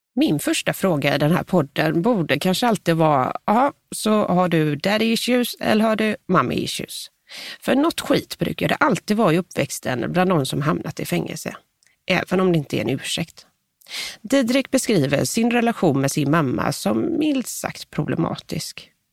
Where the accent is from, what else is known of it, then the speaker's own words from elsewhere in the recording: Gothenburg, Västra Götaland, Sweden; Som den göteborgare jag är